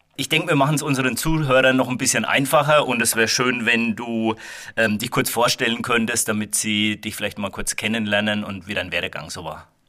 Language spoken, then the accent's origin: German; Waldfenster, Bavaria, Germany; Ich komme aus Waldfenster